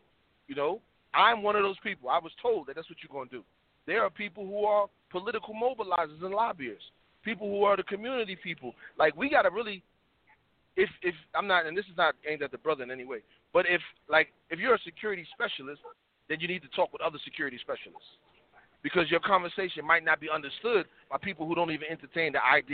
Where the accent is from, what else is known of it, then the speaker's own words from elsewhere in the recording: New York City, New York, United States; moved away as an adult; now in the South, United States; I'm from Harlem, South Bronx, New York